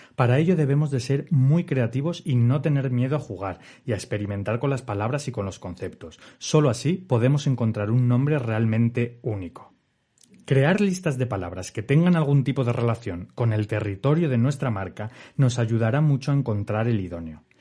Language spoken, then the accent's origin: Spanish; Asturias, Spain; yo que soy de Asturias